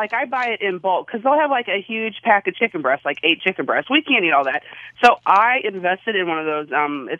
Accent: Pocahontas, Illinois, United States; I'm from Pocahontas, Illinois, and I shop at Ruler Grocery Store in Highland, Illinois. So it's about a 10-minute drive for me.

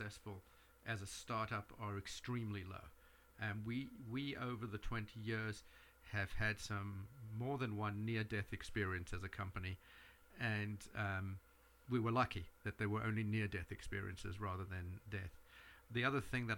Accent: South Africa; now in New York, United States; I grew up in South Africa, so I'm very connected with that part of the world

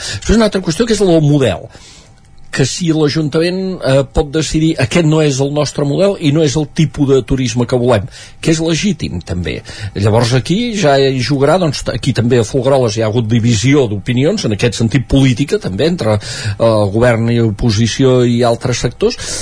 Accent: Sant Joan de les Abadesses, Catalonia, Spain; el meu poble, Sant Joan

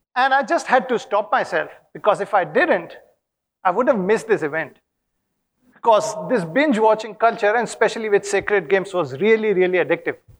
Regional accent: Kanpur, Uttar Pradesh, India; now in Sydney, Australia; I come from Kanpur

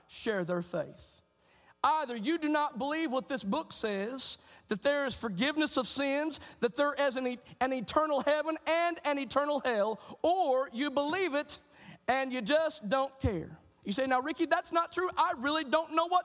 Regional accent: Oklahoma, United States; our state of Oklahoma

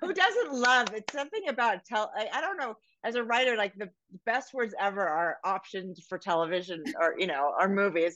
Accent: Northern California, United States; I grew up in Northern California

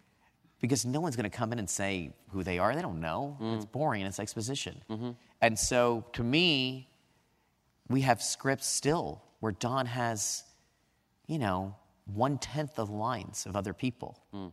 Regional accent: California, United States; from California, the land of Reagan.

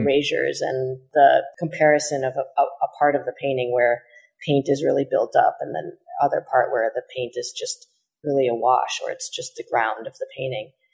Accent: Chicago, Illinois, United States; I was born in Chicago

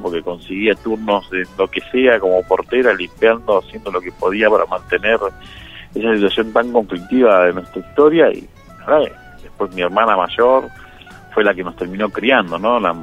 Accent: Buenos Aires Province, Argentina; born or raised there; also born or lived in San Juan, Argentina

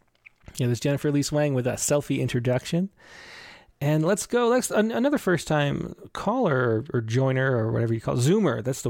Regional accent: Rochester, New York, United States; now in California, United States; I grew up in Rochester.

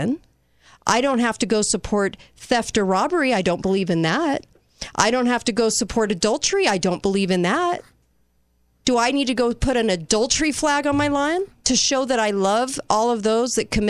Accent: United States; I'm American.

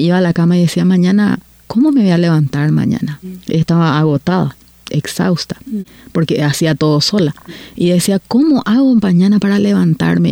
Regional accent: Paraguay; moved away as an adult; now in Canada

